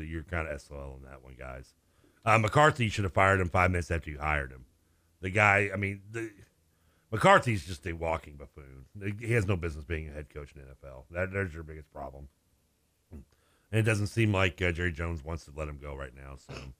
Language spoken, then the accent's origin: English; Ireland; You know we're Irish, right?